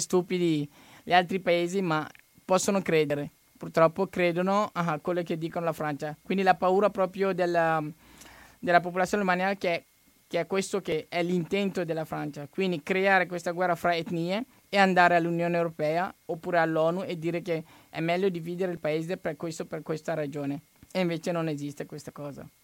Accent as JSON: {"language": "Italian", "country": "Mali", "second_language": "Italian", "moved": "yes", "lives_now": "Italy"}